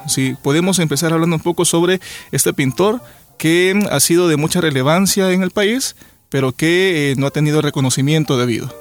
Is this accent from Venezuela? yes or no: no; El Salvador; a nosotros como salvadoreños